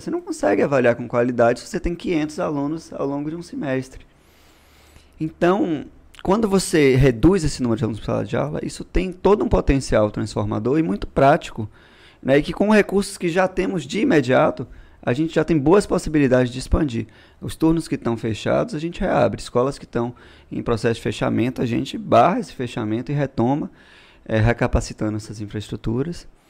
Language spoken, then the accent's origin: Portuguese; Bahia, Brazil; also born or lived in São Paulo; eu voltei para cá com três anos de idade e tô aqui toda a vida